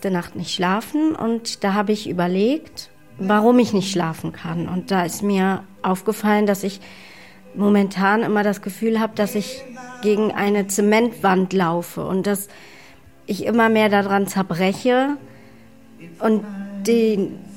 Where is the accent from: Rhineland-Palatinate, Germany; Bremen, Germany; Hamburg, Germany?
Hamburg, Germany; born or raised there; also born or lived in Namibia